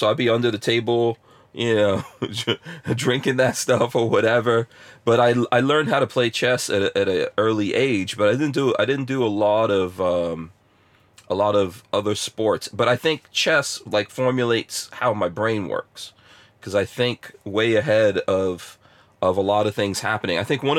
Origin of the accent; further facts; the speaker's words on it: Guyana; born there; also born or lived in England; I also never played cricket, and I was born in Guyana, you know, never played cricket, lived in England and all that, but never played cricket.